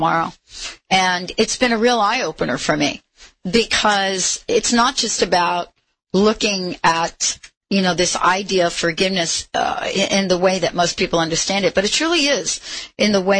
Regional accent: New York, United States; I was born in New York

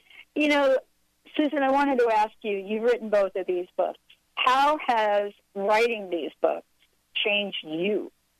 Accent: New York City, New York, United States; I'm from the Bronx.

